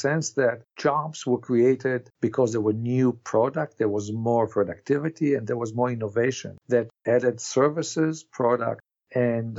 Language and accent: English; Canada; as Canadian